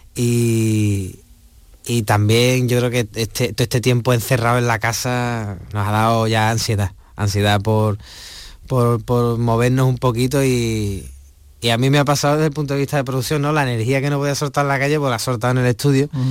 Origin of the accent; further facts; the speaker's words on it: Huelva, Andalusia, Spain; mi tierra, en Huelva